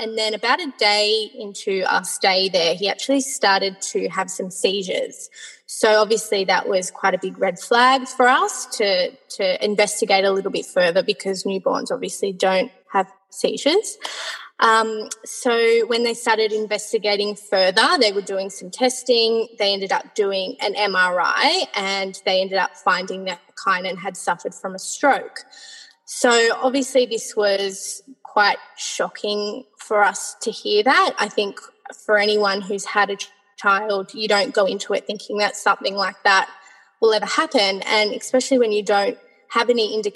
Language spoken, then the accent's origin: English; Sydney, New South Wales, Australia; I am from Sydney, Australia